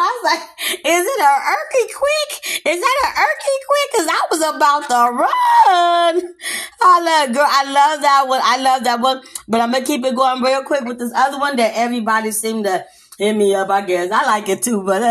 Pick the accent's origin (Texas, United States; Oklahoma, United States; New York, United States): Texas, United States; I'm from the South, I'm from Texas.